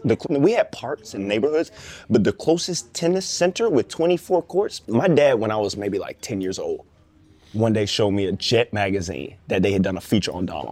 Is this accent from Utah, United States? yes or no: no; Atlanta, Georgia, United States; I grew up in Atlanta, the largest tennis market in the country.